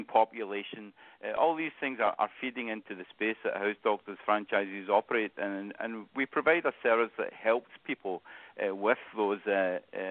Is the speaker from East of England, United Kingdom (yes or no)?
no; Scotland, United Kingdom; accent: Scottish; moved away as an adult; now in Cincinnati, United States; I still have that Scottish accent. So originally from Scotland